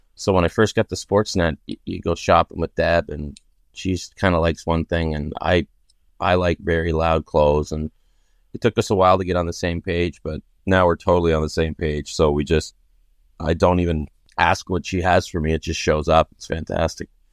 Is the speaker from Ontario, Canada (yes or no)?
no; Pictou, Nova Scotia, Canada; now in Toronto, Canada; I grew up in Pic Nova Scotia, small town